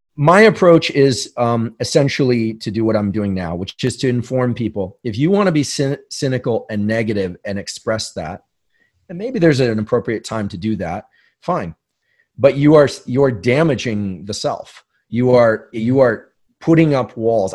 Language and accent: English; San Francisco, California, United States; growing up in New Zealand or in, you know, South Bay, San Francisco